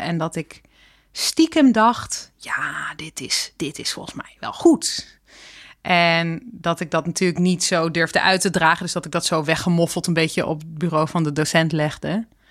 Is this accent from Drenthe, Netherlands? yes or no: yes; Drenthe, Netherlands; moved away as an adult; now in Amsterdam, Netherlands; ik uit Drenthe kom